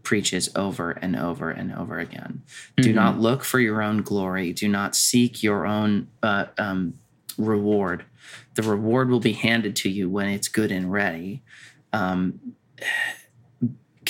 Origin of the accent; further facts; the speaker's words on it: United States; being American